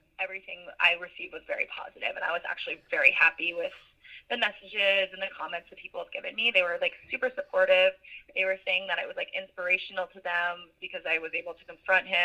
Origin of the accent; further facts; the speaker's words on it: Virginia Beach, Virginia, United States; I live in Virginia Beach, or that's my hometown